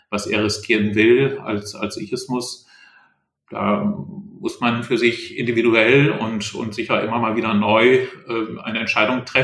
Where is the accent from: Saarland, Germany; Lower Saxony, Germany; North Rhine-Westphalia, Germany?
Lower Saxony, Germany; Ich war eben im Oldenburger Land in meiner Heimat.